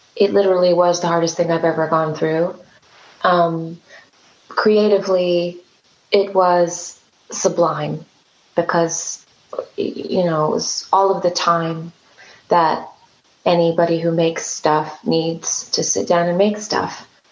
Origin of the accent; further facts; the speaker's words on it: California, United States; I am from California